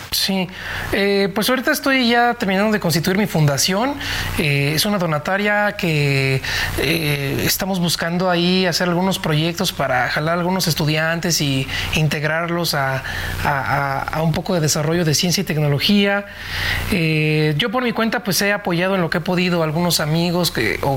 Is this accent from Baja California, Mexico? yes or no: no; Nicolás Romero, State of Mexico, Mexico; me fui al Palacio Municipal de Nicolás Romero, donde soy originalmente del Estado de México